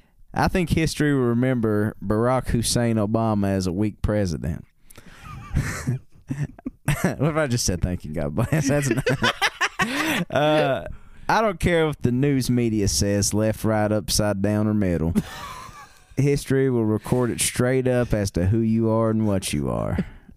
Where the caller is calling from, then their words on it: South Dakota, United States; I'm calling from South Dakota.